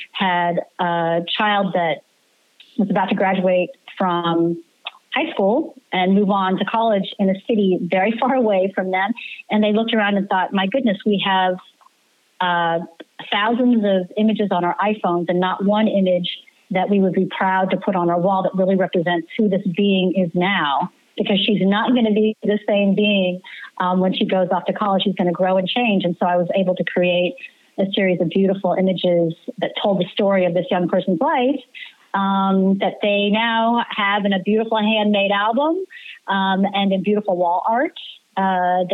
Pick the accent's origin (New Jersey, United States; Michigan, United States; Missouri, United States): Missouri, United States; Kansas City; also born or lived in Detroit / Washington, D.C. / Boston; now in New York City, United States; I grew up in Kansas City